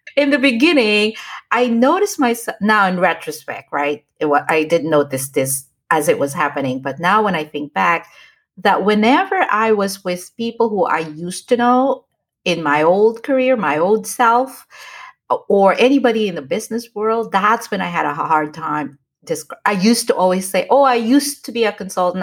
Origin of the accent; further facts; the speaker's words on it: United States; moved away as an adult; now in Philippines; I live, grew up in the States